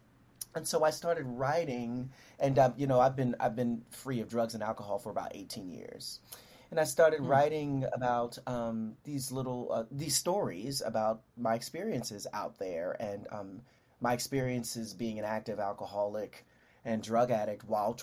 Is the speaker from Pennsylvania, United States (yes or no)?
yes; Philadelphia, Pennsylvania, United States; also born or lived in Sunnyside, Queens, New York / London; now in New York, United States; I'm from Philadelphia originally, South Philadelphia.